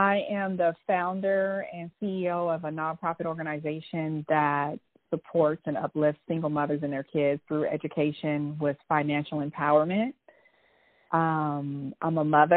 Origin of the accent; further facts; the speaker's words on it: Oakland, California, United States; also born or lived in New Orleans, Louisiana; I was born in New Orleans, and my mom and dad broke up. And my mom moved us to Oakland, California, when I was around 4 years old.